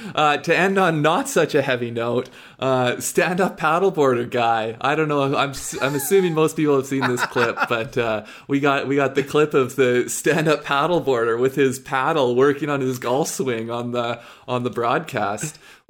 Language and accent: English; Canada; I think especially like we're Canadian.